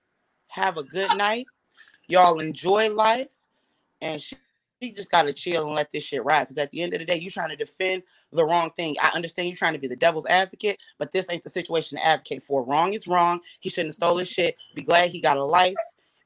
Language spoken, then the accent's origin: English; Pontiac, Michigan, United States; I'm from Pontiac, Michigan, which is 30 minutes north of Detroit. It's a suburb.